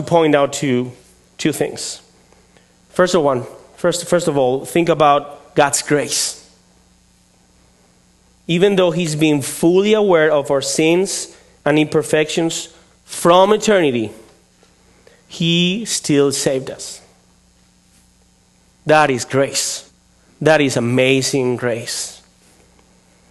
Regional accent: Spain; English is a second language; moved away as an adult; also born or lived in León, Spain; now in Vallejo, United States; I come from Spain

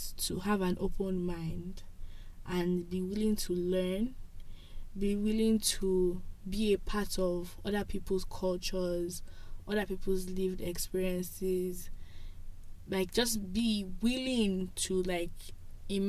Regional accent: Nigeria; moved away as an adult; now in Toronto, Canada; I'm Nigerian

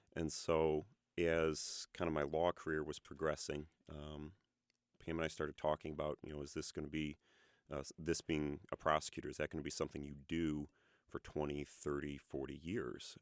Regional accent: Ann Arbor, Michigan, United States; moved away as an adult; we are from Ann Arbor, Michigan. Uh, I grew up there

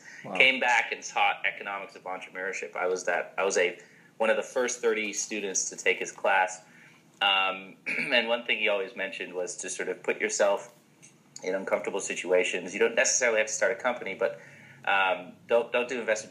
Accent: Markham, Ontario, Canada; moved away as an adult; also born or lived in Toronto / Charlotte, North Carolina; I grew up in Toronto. I'm Canadian. I grew up in Markham

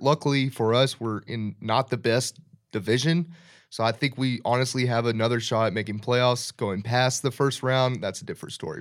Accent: Dallas, Texas, United States; I grew up in the Dallas area

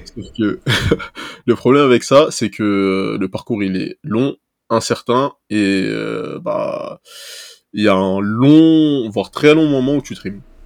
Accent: Seine-Saint-Denis, Île-de-France, France; also born or lived in Toulouse; moi, j'ai grandi en Seine-Saint-Denis

